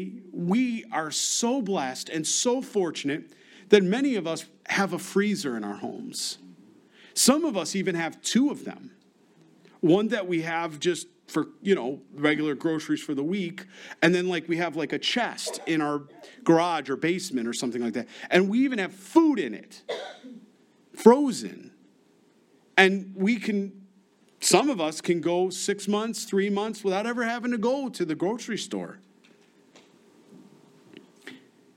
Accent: Rochester, New York, United States; moved away; I'm from Rochester, New York. We used to get something called ice storms.

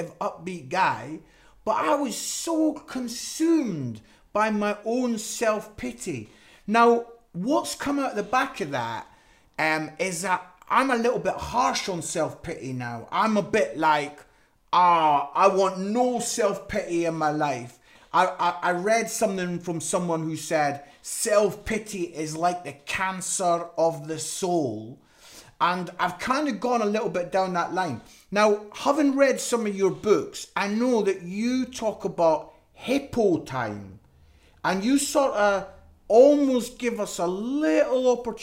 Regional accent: Scotland, United Kingdom; I'm Scottish

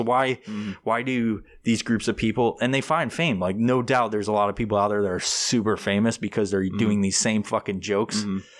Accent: New York, United States; I'm from New York originally, but I haven't been back in so many fucking years.

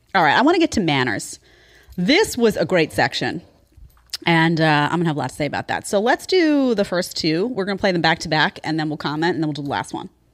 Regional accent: New York, United States; growing up in New York

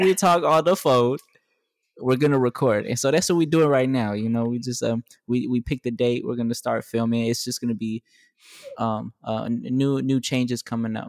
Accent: Texas, United States; moved away; I'm from Texas as well

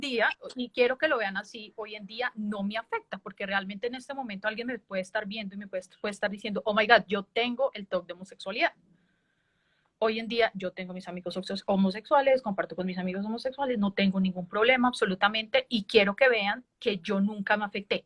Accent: Boyacá, Colombia; moved away as an adult; now in Bogotá, Colombia; Sí, yo soy de Colombia. Eh, yo soy de un departamento súper bonito que se llama Boyacá.

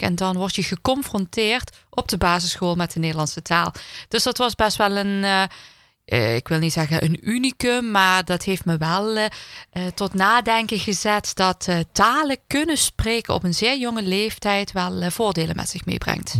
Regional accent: Heerlen, Limburg, Netherlands; ik ben gewoon in Heerlen geboren en getogen

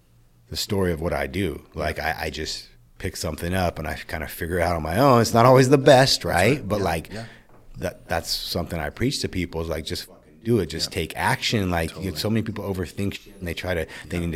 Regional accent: Citrus Heights, California, United States; also born or lived in Orange County, California / Roseville, California; we moved up here, Citrus Heights, Orangeville area, mm-hmm. kind of Carmichael, grew up in this area until I was about 12. Then I moved out to Roseville area and kind of grew up out there, high school and stuff like that.

